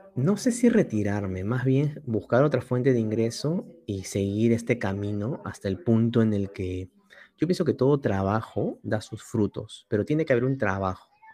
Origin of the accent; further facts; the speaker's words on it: Lima, Peru; yo soy limeño, soy el típico limeñito huevón